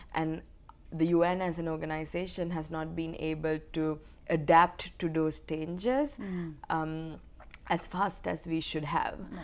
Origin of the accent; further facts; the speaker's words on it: Sri Lanka; moved away as an adult; I'm from Sri Lanka. Um, I was um, actually born into a war mm-hmm. because my country was going through a 30 year long armed conflict. Um, so I lived 19 years of my life um, in a conflict setting.